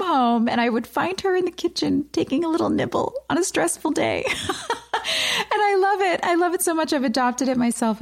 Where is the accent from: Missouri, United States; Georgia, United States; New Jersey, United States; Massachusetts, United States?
New Jersey, United States; moved away as an adult; also born or lived in New York City, New York / Los Angeles, California / Wilmington, North Carolina; I grew up in Jersey and in the city.